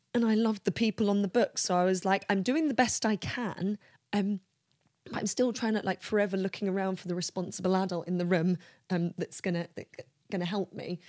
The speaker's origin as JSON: {"language": "English", "region": "London", "country": "United Kingdom", "said": "I'm from London"}